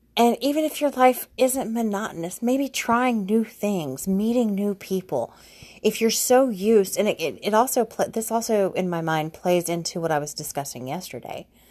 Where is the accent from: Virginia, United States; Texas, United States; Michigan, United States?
Texas, United States; Houston; also born or lived in Austin; I moved back to Houston from Austin